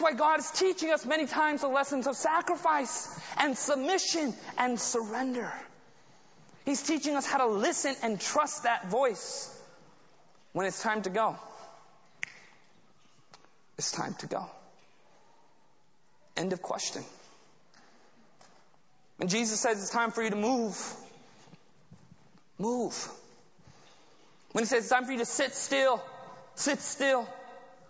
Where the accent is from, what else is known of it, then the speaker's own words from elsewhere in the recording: United States; growing up in America